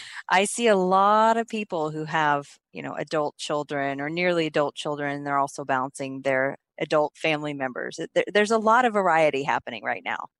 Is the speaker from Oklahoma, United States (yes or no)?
yes; Oklahoma, United States; also born or lived in Texas; now in California, United States; I'm actually from Oklahoma